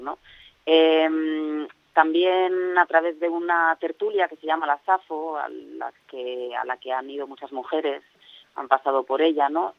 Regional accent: Alicante, Valencian Community, Spain; yo soy de Alicante

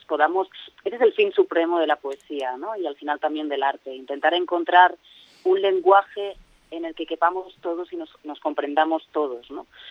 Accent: Alicante, Valencian Community, Spain; yo soy de Alicante

